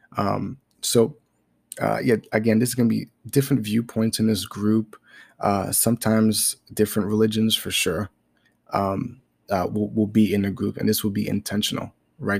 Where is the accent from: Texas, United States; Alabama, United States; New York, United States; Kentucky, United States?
New York, United States; New York City; I was born in Brooklyn, New York, and, you know, I was born to a single mom